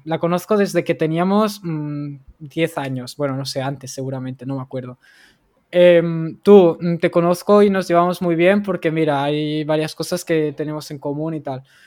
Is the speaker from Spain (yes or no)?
yes; Barcelona, Catalonia, Spain; yo soy de Barcelona